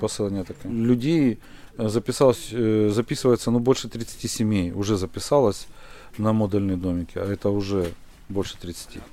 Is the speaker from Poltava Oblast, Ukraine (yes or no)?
no; Horlivka, Donetsk Oblast, Ukraine; moved away as an adult; Я сам із Горловки